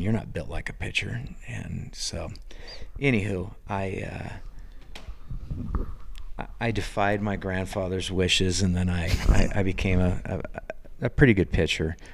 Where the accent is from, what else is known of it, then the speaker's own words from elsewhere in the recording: Sebastopol, California, United States; moved away as an adult; also born or lived in St. Helena, California; now in Belgrade, United States; growing up in Sebastopol, California